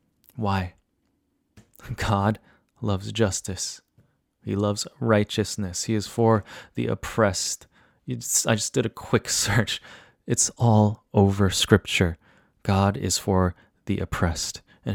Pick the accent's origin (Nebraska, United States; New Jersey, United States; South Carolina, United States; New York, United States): New Jersey, United States; Growing up here, growing up in New Jersey as well, it was really different than when what I experienced culturally living in downtown Chicago.